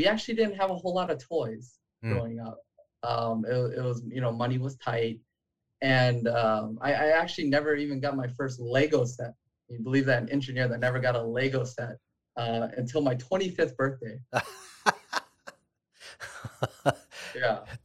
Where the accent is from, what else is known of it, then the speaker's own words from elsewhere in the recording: Long Beach, California, United States; I grew up in Long Beach, the same neighborhood that … grew up